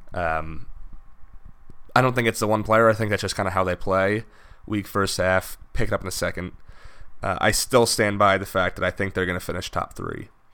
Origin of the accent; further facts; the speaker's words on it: United States; as an American